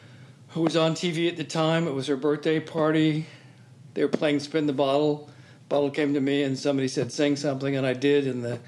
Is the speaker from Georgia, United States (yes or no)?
no; Park City, Utah, United States; moved away; I was raised in Utah